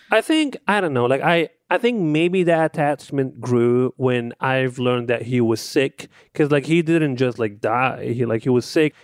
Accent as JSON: {"language": "English", "country": "Libya", "tie": "born or raised there", "moved": "yes", "lives_now": "United States", "said": "growing up in, in, in Libya"}